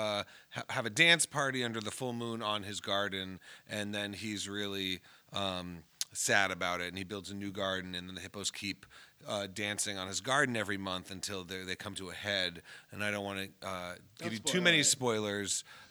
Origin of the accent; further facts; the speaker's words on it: United States; as an American